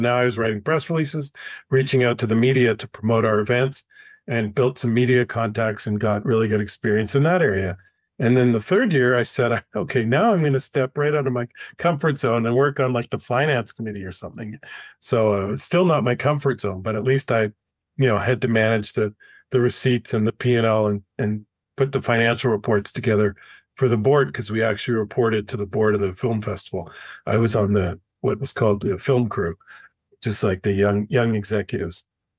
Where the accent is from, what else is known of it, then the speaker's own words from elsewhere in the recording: Canada; moved away as an adult; now in United States; I came from Canada and had a very, very limited network down here.